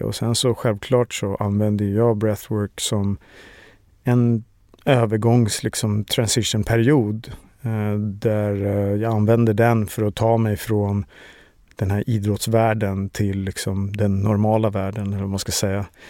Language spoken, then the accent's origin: Swedish; Stockholm, Stockholm County, Sweden; Jag är uppväxt i Årsta utanför Stockholm